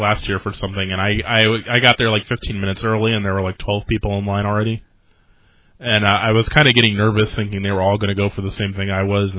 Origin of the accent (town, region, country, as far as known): St. Petersburg, Florida, United States; born or raised there